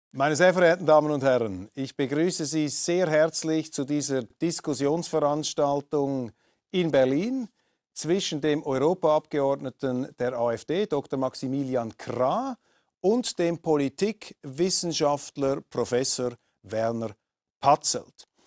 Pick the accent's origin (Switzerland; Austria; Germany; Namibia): Switzerland; Wir Schweizer